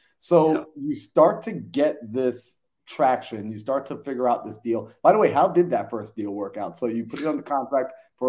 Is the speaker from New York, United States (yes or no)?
yes; Long Island, New York, United States; I grew up in New York, right by like the Metropolitan. I was in Long Island, right next to Manhattan. Millions of people. I'm always surrounded by suburbs, always surrounded by buildings. I wasn't in a rural area.